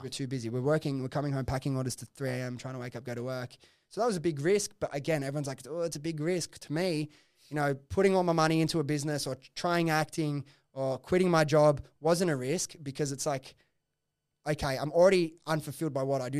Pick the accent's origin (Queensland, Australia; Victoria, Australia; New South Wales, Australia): New South Wales, Australia; Sydney; I grew up in Preston's, like, the office was, like, five minutes from my house